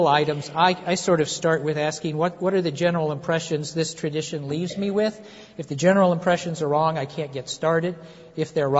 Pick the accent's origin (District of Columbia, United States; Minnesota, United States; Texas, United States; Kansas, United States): Kansas, United States; moved away; I'm from Kansas